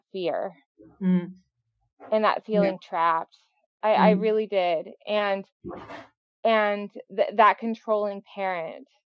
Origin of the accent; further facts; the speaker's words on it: Texas, United States; I grew up bisexual in Texas